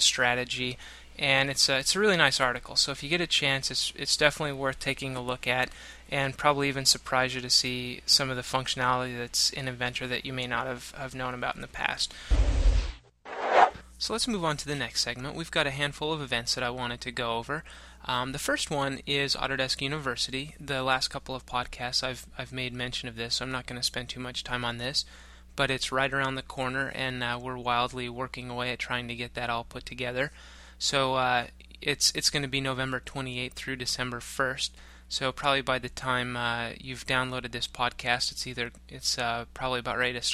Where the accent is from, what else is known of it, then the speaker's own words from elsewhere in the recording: Rocky Mountain range, Rocky Mountains, United States; now in Pacific Northwest, United States; Growing up in the Rocky Mountain range